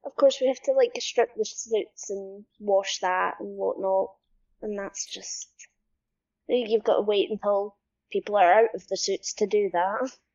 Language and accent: English; Scotland, United Kingdom; I'm Scottish and I am a motion capture specialist.